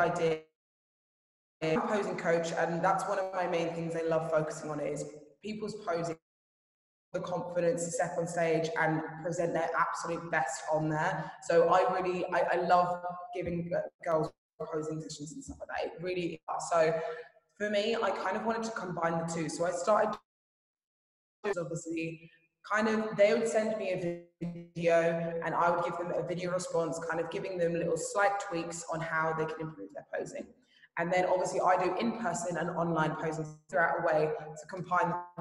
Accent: Brighton, South East England, United Kingdom; moved away as an adult; now in Dubai, United Arab Emirates; my gym in Brighton

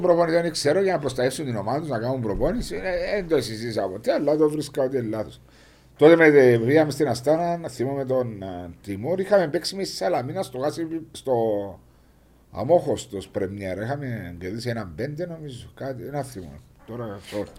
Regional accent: Cyprus

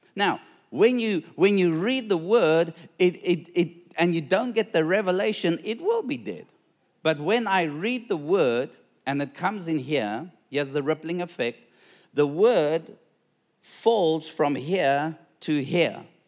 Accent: South Africa; now in Australia; I'm a South African

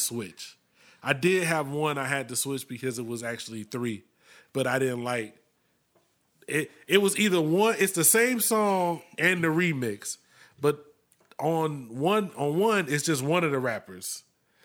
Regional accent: Florida, United States; Growing up in Florida

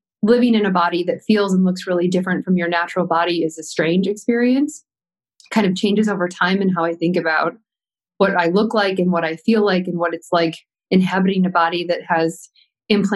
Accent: Williamsville, New York, United States; I grew up outside Buffalo, New York, in a town called Williamsville

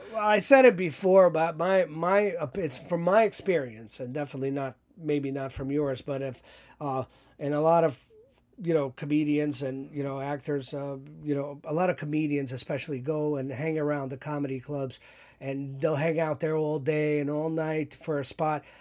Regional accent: New York City, New York, United States; Growing up in New York, I've never held a gun in my life

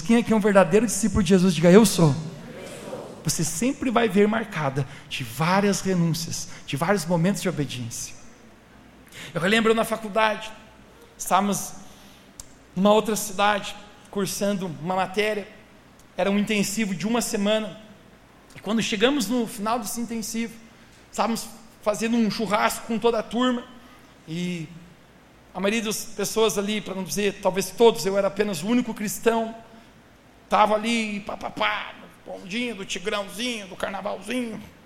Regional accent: Santa Catarina, Brazil; sou da cidade lá de Santa Catarina

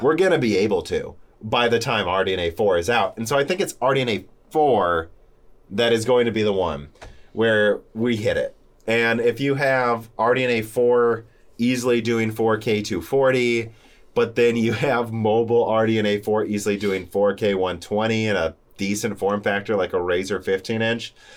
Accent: Bloomington, Illinois, United States; also born or lived in Peoria, Illinois; We grew up in Bloomington, Illinois

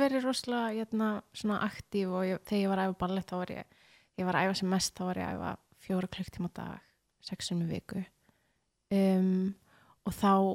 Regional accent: Mosfellsbær, Capital Region, Iceland; also born or lived in Reykjavík / Breiðholt; ég er í Skerrafjörður núna en ég olst upp í Mósó

